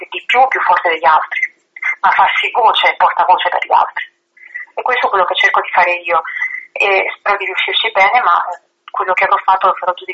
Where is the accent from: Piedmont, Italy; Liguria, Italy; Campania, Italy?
Campania, Italy; a small town near Vesuvius; first language Italian; moved away; ho avuto origini molto semplici in un paese molto piccolo all'ombra del Vesuvio e per anni io ho amato tantissimo il mio paese.